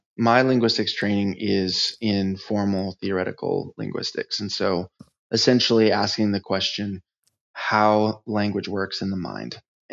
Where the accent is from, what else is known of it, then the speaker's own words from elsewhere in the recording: United States; Well, I'm from the United States. I grew up all over the place. My dad was in the Navy, and so I popped around a bit.